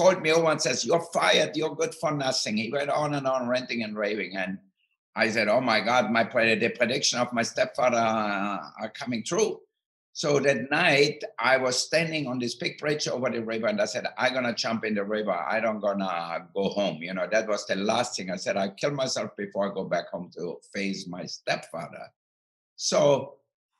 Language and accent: English; Austria; moved away; I grew up in Austria, in the southern part of Austria, near Italy and Slovenia